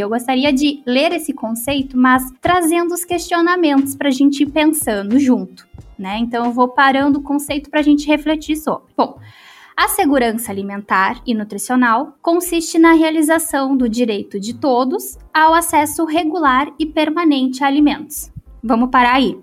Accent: the South, Rio Grande do Sul, Brazil; accent: southern; Pelo sotaque vocês viram que eu sou aqui do Sul.

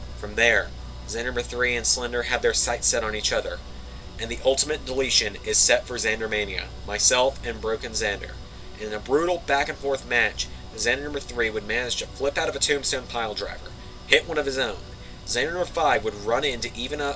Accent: Georgia, United States; my home state of Georgia.

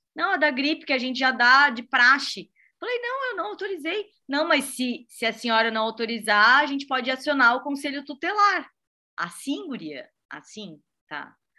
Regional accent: Blumenau, Santa Catarina, Brazil; é a minha cidade natal

